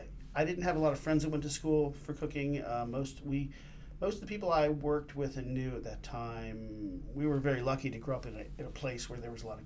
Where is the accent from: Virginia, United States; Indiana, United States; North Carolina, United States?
North Carolina, United States; Raleigh; moved away as an adult; also born or lived in Greenville, North Carolina; now in Iowa City, United States; I grew up in Raleigh, North Carolina.